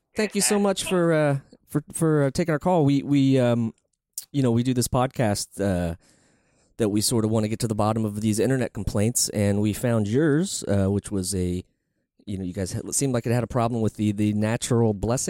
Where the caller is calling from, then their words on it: New York City, New York, United States; We're calling from New York City.